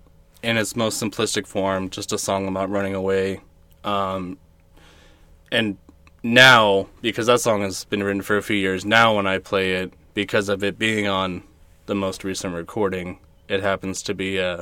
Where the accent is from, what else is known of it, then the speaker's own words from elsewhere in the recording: Riverside, California, United States; now in Apple Valley, United States; I'm originally from Riverside.